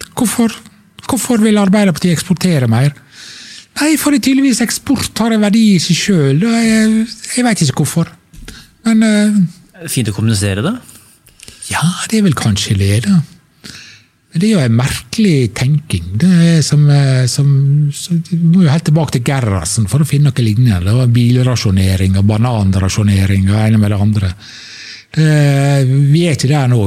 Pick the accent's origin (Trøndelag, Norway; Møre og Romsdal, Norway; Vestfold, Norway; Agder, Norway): Møre og Romsdal, Norway; Sunnmøre; møbelfabrikkene hjemme på Sunnmøre